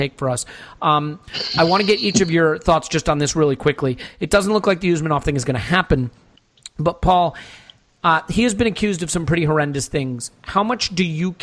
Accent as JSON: {"language": "English", "country": "United States", "tie": "born or raised there", "said": "I grew up in America"}